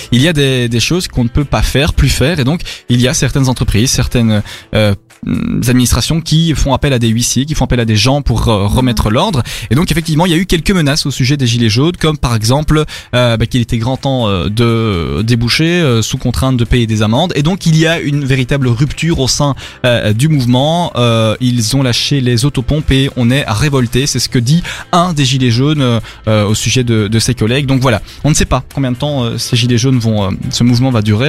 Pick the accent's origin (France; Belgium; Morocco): Belgium; chez nous en Belgique